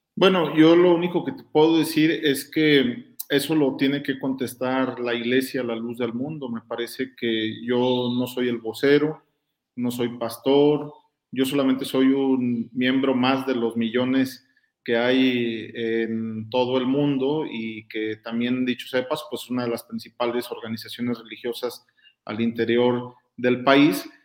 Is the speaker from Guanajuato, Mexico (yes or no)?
yes; Guanajuato, Mexico; Yo soy guanajuatense